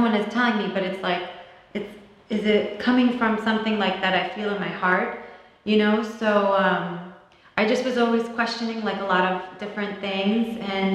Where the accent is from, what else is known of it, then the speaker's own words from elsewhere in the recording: New Jersey, United States; I grew up in New Jersey